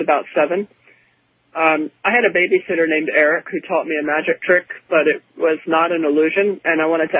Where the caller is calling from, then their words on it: Baltimore, Maryland, United States; Hi, I'm … from Baltimore, Maryland.